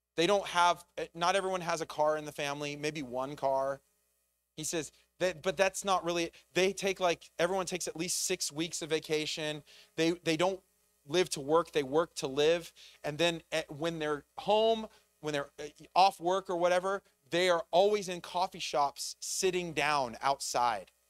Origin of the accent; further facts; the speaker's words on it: United States; as an American